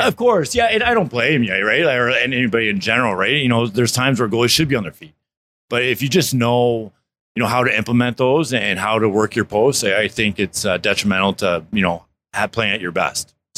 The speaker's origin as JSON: {"language": "English", "region": "South Florida", "country": "United States", "tie": "born or raised there", "said": "I grew up in South Florida"}